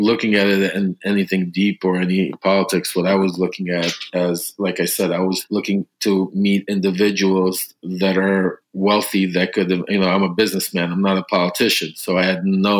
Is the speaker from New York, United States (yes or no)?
yes; New York City, New York, United States; also born or lived in Odesa, Ukraine / Florida; I immigrated here when I was 3 years old from, it was the ex-Soviet Union, from Ukraine, Odessa. I grew up in Brooklyn, New York